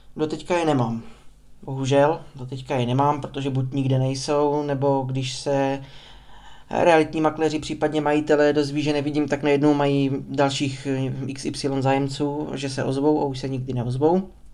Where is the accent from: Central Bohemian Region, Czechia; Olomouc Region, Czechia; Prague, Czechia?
Olomouc Region, Czechia; Prostějov; narodil jsem se v 93. v Prostějově